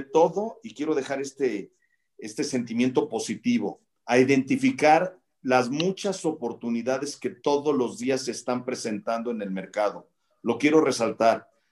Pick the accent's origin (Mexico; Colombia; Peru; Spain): Mexico; como mexicanos